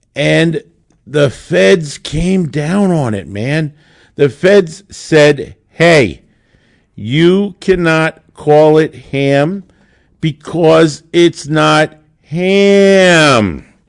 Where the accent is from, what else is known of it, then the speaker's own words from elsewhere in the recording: Monmouth County, New Jersey, United States; I grew up born and raised in Monmouth County